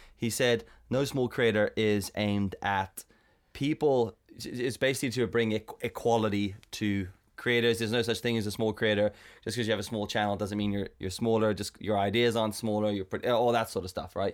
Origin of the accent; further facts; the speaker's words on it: South Africa; I'm South African